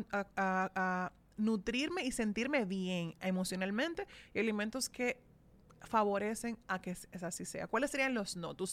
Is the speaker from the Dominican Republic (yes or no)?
yes; Dominican Republic; somos dominicanos